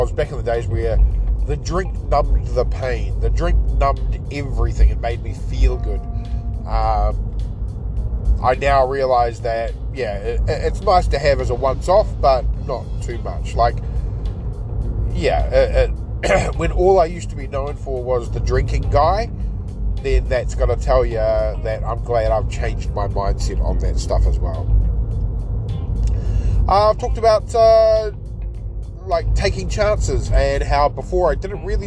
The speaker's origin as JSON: {"language": "English", "country": "New Zealand", "tie": "born or raised there", "said": "my experiences of growing up in New Zealand"}